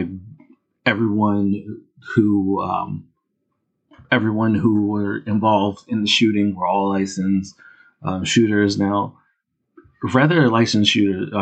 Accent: Philadelphia, Pennsylvania, United States; I'm from Philadelphia. I go to South Street every now and then

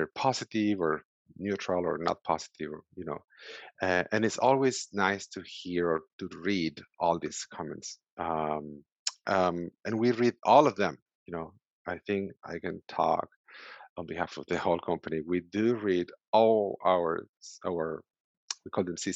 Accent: Venezuela; English is a second language; moved away as an adult; now in United States; So I came 6 years ago from Venezuela. I'm from Venezuela originally.

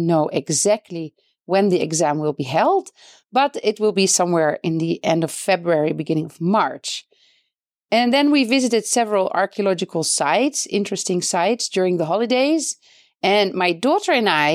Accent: Netherlands; moved away as an adult; now in Beit Safafa, Palestine; I am originally from the Netherlands

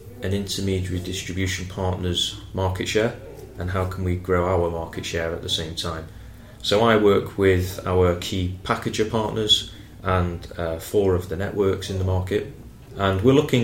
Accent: Manchester, North West England, United Kingdom; moved away as an adult; now in London, United Kingdom; I started my career as a cashier in a Halifax bank in my hometown in Manchester

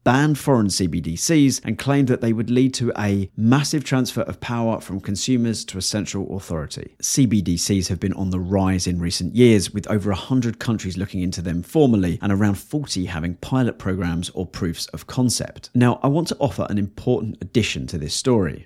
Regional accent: England, United Kingdom; I am painfully English.

